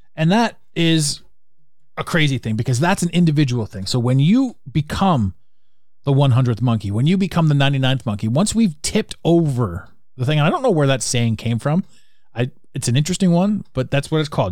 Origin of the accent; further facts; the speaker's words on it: Canada; I'm from Canada